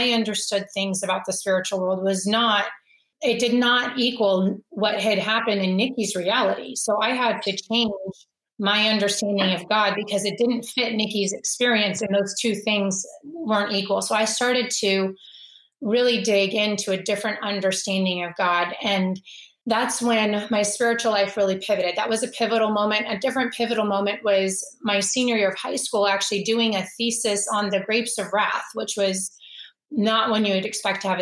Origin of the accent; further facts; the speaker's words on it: Anchorage, Alaska, United States; I grew up in Anchorage, Alaska, and I attended a Methodist church